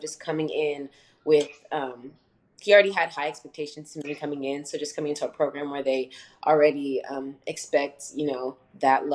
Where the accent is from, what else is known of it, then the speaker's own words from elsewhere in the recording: Frisco, Texas, United States; moved away as an adult; now in Nacogdoches, United States; I'm a third year here at SFA, and I grew up in Frisco, just regular suburban home.